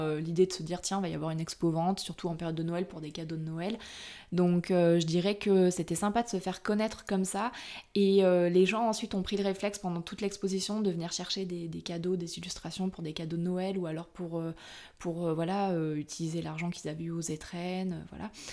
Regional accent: Brive-la-Gaillarde, Nouvelle-Aquitaine, France; moved away; à la base, je suis originaire de Brive-la-Gaillarde

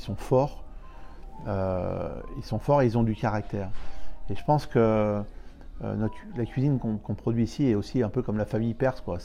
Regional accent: Paris, Île-de-France, France; je viens de Paris

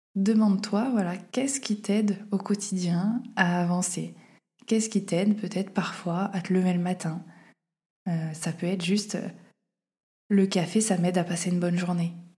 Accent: Auvergne-Rhône-Alpes, France; moved away as an adult; ma ville natale

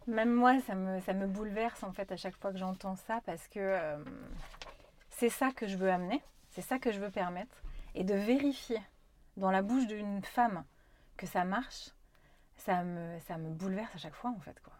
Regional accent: Corrèze, Nouvelle-Aquitaine, France; j'ai grandi quand même en Corrèze, moi

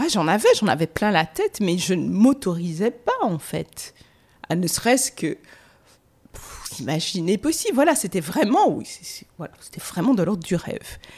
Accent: Guadeloupe; moved away as an adult; now in Paris, France; J'ai pris deux valises et je suis, j'ai quitté la Guadeloupe. Parce que pour moi, j'étais aussi en colère. Il fallait que je parte.

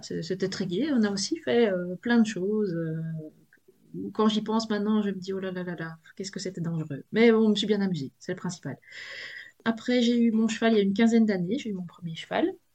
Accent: Belgium; accent: Belgian; je suis de Belgique, euh, je suis près de, près de la frontière française, un hein, peu loin de Maubeuge

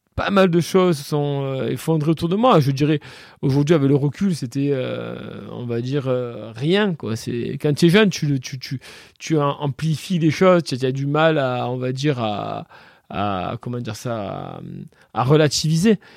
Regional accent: Le Rove, Provence-Alpes-Côte d'Azur, France; Je suis hein? né ici au Rove en fait. J'ai jamais trop bougé

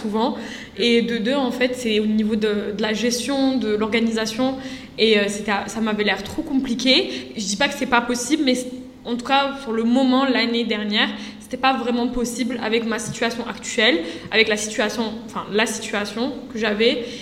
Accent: Algeria; je suis algérienne

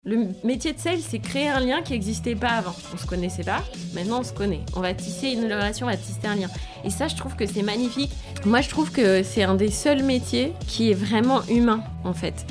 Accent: France; accent: French; moved away as an adult; also born or lived in Spain; j'étais française donc j'avais mon accent insupportable

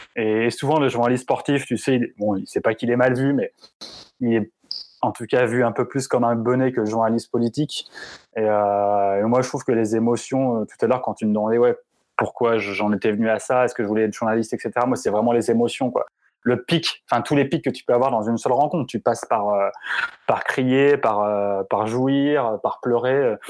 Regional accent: Grenoble, Auvergne-Rhône-Alpes, France; je viens de Grenoble, j'ai grandi à Grenoble

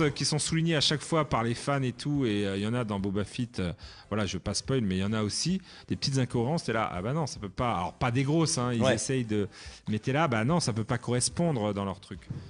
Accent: France; en tant que Français

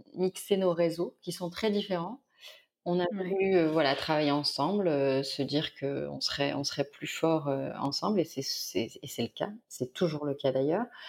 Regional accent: near Carpentras, Vaucluse, Provence-Alpes-Côte d'Azur, France; also born or lived in Avignon; now in Marseille, France; je suis née près de Lille. Et, euh, et, et, en fait, on a déménagé, j'avais 5-6 ans. Mon père a été muté. Donc là, je suis arrivée dans le sud de la France, dans le Vaucluse. Euh, près de Carpentras

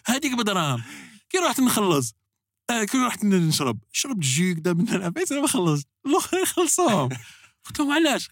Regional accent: Algeria; بلادنا الجزائر

